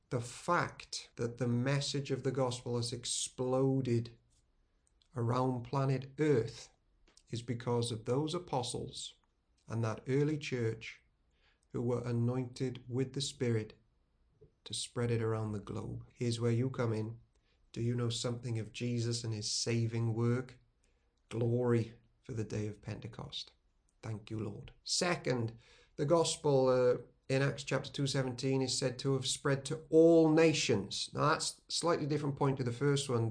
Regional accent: Wales, United Kingdom; We can remain as Welsh people who worship with our Welsh hymns and Welsh language and Welsh food

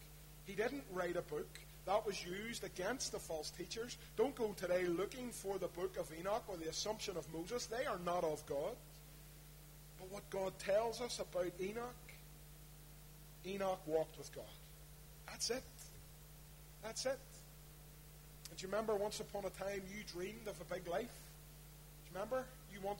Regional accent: Belfast, Northern Ireland, United Kingdom; I grew up in East Belfast, there was a church near us called St. Donard's.

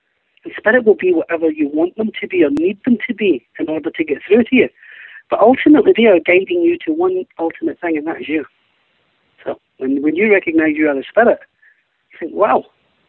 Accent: Glasgow, Scotland, United Kingdom; Being Scottish

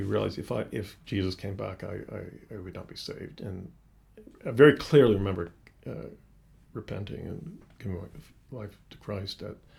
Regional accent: Boston, Massachusetts, United States; born there; I'm from the United States originally. Uh-huh. I was born there many years ago. And I was born in Boston.

